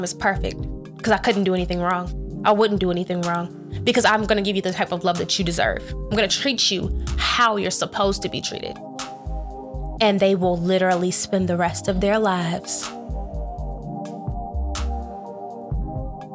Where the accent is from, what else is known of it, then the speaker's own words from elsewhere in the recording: North Carolina, United States; moved away; I came from North Carolina.